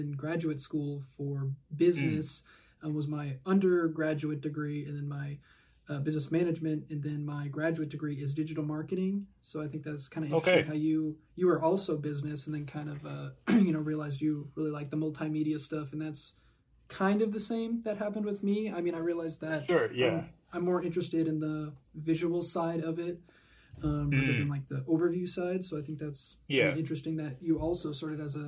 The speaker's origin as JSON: {"language": "English", "region": "Kansas", "country": "United States", "said": "I'm from Kansas."}